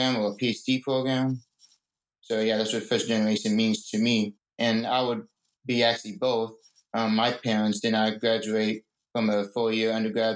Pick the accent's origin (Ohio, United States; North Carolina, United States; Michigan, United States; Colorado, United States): North Carolina, United States; Fayetteville; I was born in Fayetteville, North Carolina